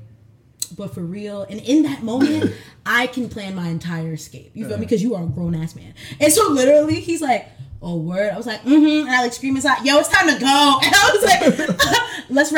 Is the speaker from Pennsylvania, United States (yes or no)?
no; New York City, New York, United States; accent: New York; moved away as an adult; also born or lived in Atlanta; now in Alabama, United States; growing up in Queens